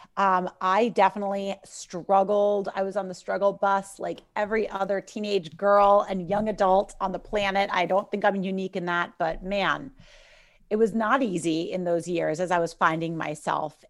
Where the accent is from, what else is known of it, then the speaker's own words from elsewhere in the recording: New York City, New York, United States; I'm from New York City